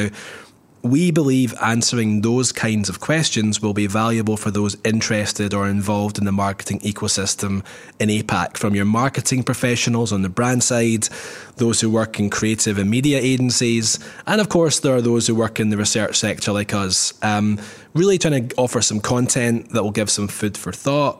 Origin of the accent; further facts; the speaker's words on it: Scotland, United Kingdom; I'm originally from the Shires of Scotland, if you like.